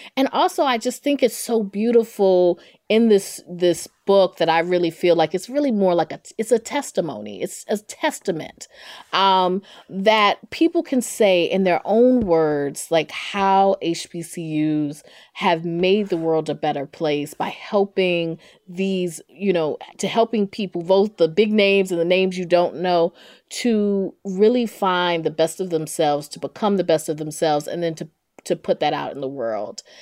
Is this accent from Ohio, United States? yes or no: no; Durham, North Carolina, United States; accent: Southern; growing up in Durham, North Carolina, I knew I wanted to be a journalist